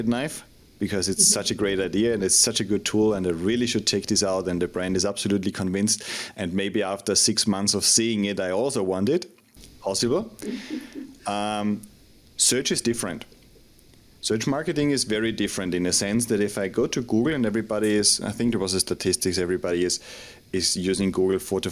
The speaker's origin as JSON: {"language": "English", "country": "Austria", "moved": "yes", "lives_now": "Madrid, Spain", "said": "I'm originally from Austria, but based in Madrid in Spain."}